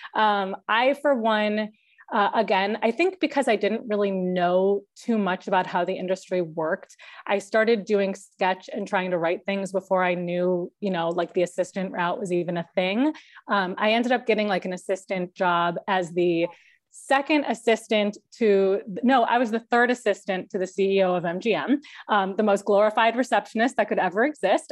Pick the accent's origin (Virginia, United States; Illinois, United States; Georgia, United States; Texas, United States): Illinois, United States; Chicago; moved away as an adult; also born or lived in Wisconsin; now in Los Angeles, United States; I am from Chicago